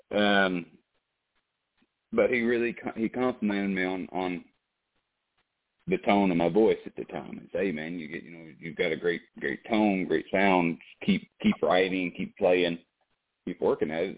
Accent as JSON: {"language": "English", "town": "Savannah", "region": "Georgia", "country": "United States", "tie": "born or raised there", "moved": "yes", "said": "I was born in Savannah"}